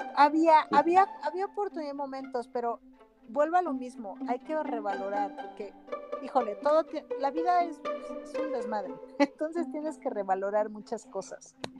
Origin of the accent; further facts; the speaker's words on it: Mexico; mi país